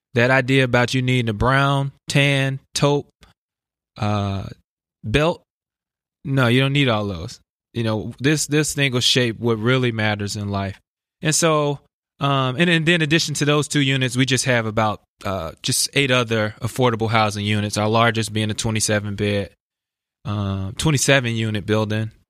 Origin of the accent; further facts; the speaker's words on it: Chicago, Illinois, United States; I grew up in West Inglewood, which is also an at-risk neighborhood